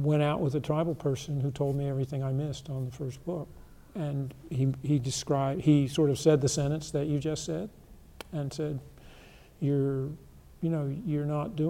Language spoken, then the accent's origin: English; the Carolinas, United States; moved away; also born or lived in Eastern Washington; Where I grew up in the Carolinas, there was gold mining and precious mineral mining